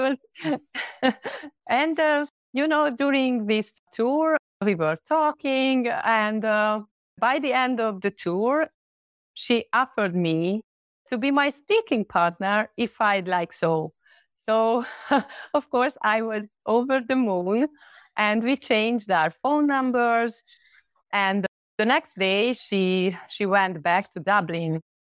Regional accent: Hungary; English is a second language; from Hungary. I live not far from the capital, Budapest.

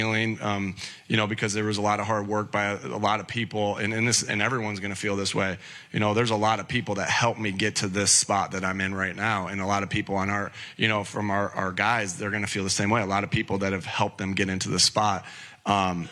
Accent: Jamestown, New York, United States; as a kid growing up in Jamestown, New York, near the Buffalo area

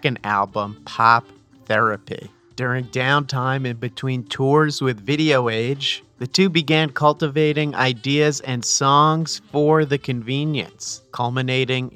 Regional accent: New Jersey, United States; I'm also from New Jersey

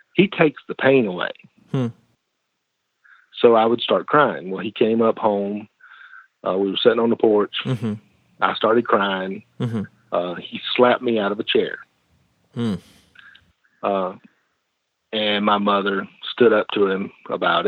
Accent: the South, United States; I born and raised in the South. I never lived more than 45 minutes from where I was born

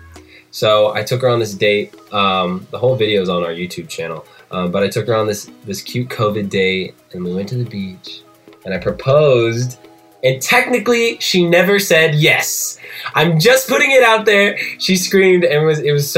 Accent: Indiana, United States; moved away; my backyard in Indiana

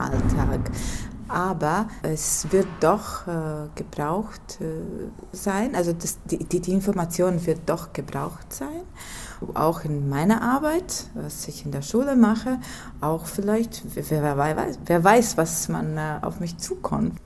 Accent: Ventspils, Kurzeme, Latvia; Ich komme aus Lettland, aus Svenspils

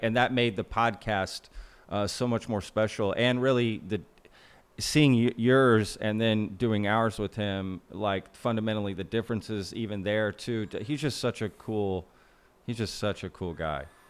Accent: United States; I'm an American

